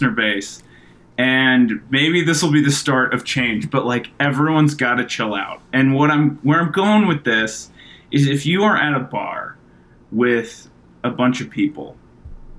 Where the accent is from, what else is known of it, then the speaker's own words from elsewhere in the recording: Dallas, Texas, United States; also born or lived in Buffalo, New York; I grew up in Dallas, but I was also born in Buffalo, New York